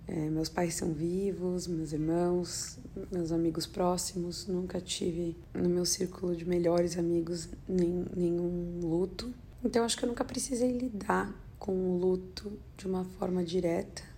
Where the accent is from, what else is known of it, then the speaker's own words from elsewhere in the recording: Brazil; also born or lived in Los Angeles, United States; now in New York, United States; eu sou brasileira